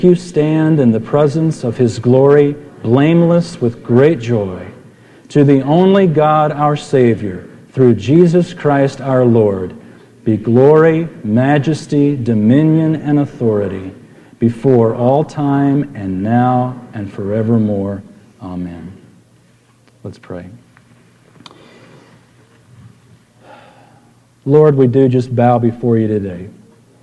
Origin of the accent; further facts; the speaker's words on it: San Antonio, Texas, United States; I grew up in San Antonio